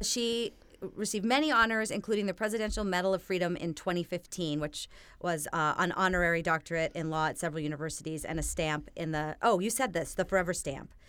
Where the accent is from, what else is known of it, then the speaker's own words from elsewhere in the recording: Minnesota, United States; me growing up in Minnesota